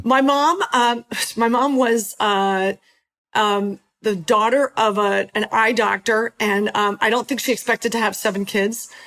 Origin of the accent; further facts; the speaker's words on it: Philadelphia, Pennsylvania, United States; moved away; also born or lived in Los Angeles; We ended in Philadelphia, which was awesome because it's my hometown